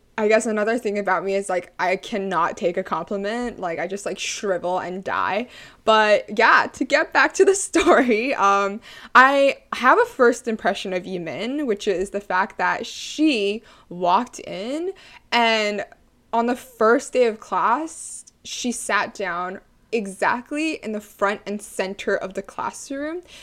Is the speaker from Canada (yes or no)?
yes; Canada; also born or lived in Toronto; I am Chinese Canadian.